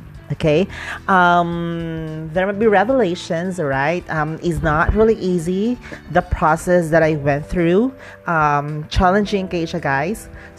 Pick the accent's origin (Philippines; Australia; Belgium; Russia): Philippines; Dumaguete, Negros Oriental; Because I am from Dumaguete.